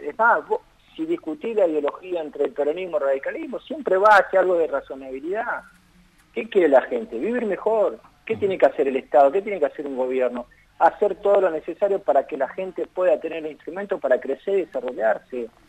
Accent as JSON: {"language": "Spanish", "country": "Argentina", "said": "como argentino"}